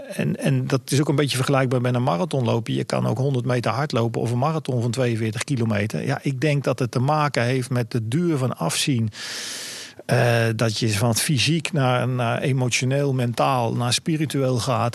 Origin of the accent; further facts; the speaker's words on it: Netherlands; ik als Nederlander